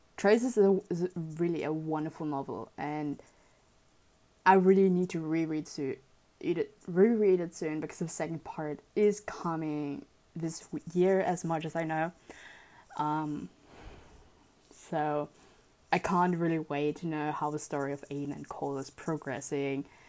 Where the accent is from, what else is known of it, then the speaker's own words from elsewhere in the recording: Germany; I grew up in Germany